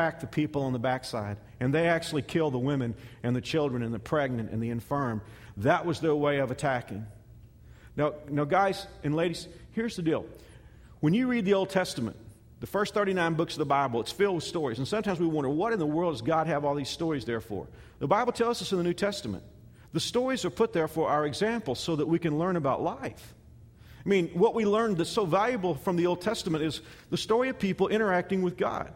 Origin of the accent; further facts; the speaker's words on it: United States; as American Christians